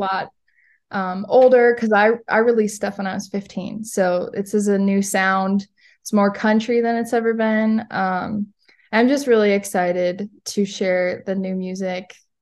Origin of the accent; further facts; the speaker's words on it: Fargo, North Dakota, United States; now in Minot, United States; I was born in Fargo